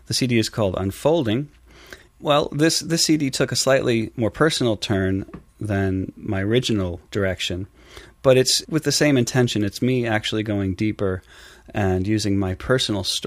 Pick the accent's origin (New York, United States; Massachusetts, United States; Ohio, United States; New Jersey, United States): New York, United States; Long Island; also born or lived in San Diego, California / Westchester County, New York; by the time I was six, I was here in New York, in Long Island, of all places, where I spent most of my life